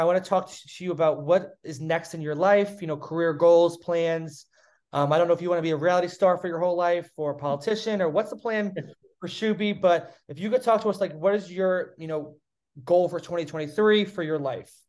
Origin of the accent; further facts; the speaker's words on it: United States; now in Charleston, United States; I grew up an hour outside New York City.